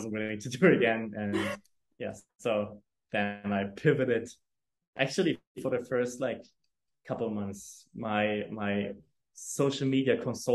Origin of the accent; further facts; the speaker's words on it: Germany; English is a second language; also born or lived in New York; now in Hamburg, Germany; I come from a very rural town in Germany